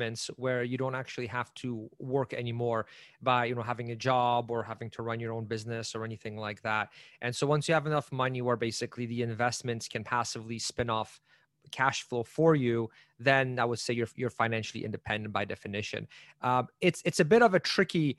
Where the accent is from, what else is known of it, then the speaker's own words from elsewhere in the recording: Canada; also born or lived in Poland; So I'm actually from Poland originally. I was born there. We moved out of there back when it was still communist. And so I was in grade one, so around 6 years old when we came to Canada.